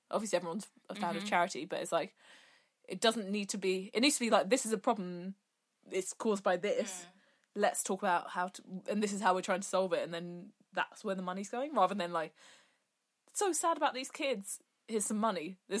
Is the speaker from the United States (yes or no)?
no; United Kingdom; it would still be the same because I'm a British Western